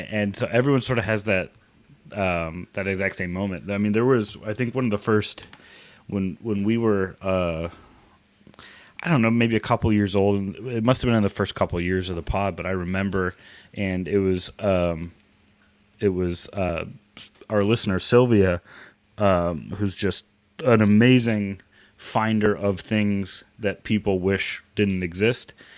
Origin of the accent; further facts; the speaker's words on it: Southern California, United States; I grew up in Southern California